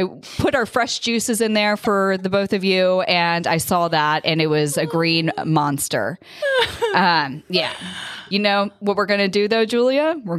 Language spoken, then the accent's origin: English; East Coast, United States; moved away; I grew up on the East Coast